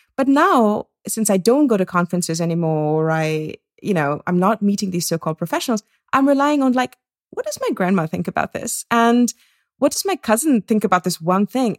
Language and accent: English; India; moved away; also born or lived in Singapore / United States; I grew up in India and in Singapore